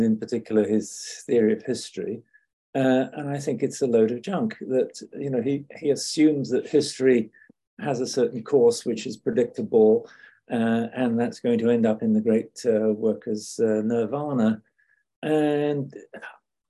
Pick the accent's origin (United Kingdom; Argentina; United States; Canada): United Kingdom; also born or lived in Scotland; being British